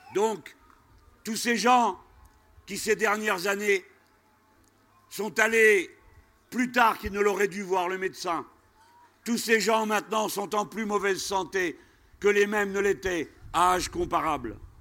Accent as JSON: {"language": "French", "country": "France", "said": "chez nous en France."}